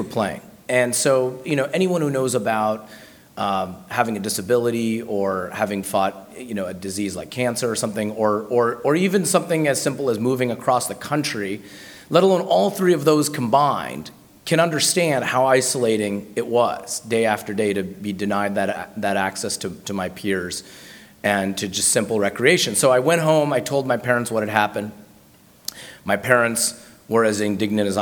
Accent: Baltimore, Maryland, United States; now in Washington, United States; I was born in Baltimore

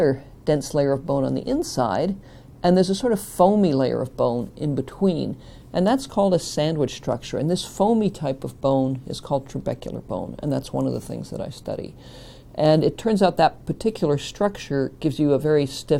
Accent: Niagara Falls, Ontario, Canada; I grew up in Niagara Falls in Ontario

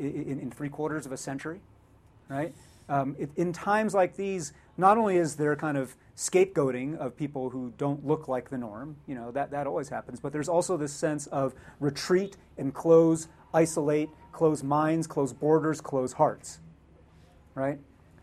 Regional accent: United States; But I, as an American born here

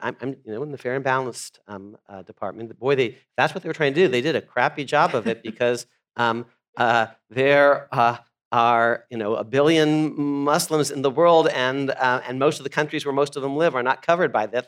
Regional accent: United States; I was born in the United States

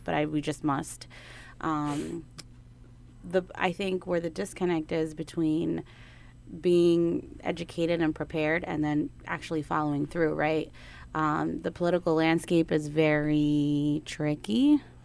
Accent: Newark, New Jersey, United States; I'm Ecuadorian by blood, but born right here in Newark, born and raised in Newark, New Jersey

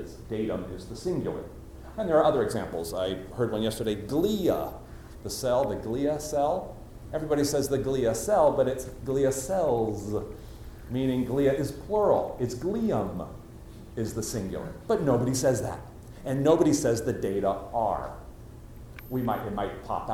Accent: United States; accent: standard American; I have a normal, standard American accent

